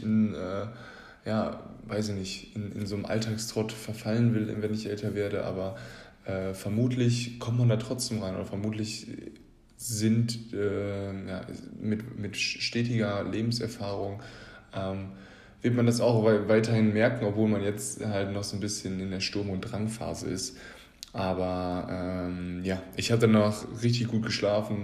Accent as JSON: {"language": "German", "country": "Germany", "said": "wir uns als Deutsche"}